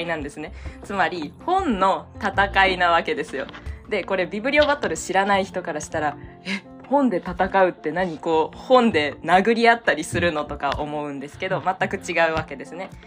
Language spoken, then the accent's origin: Japanese; Kansai, Japan; moved away as an adult; now in Hiroshima, Japan; 出身は関西の方なんですけど